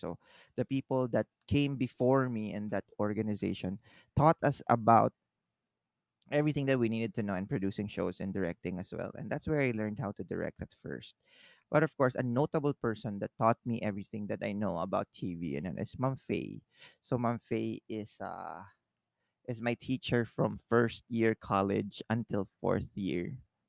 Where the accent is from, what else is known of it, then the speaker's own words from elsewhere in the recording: Northern Mariana Islands; now in Philippines; Because remember, I came from the Marianas Islands and came to the Philippines.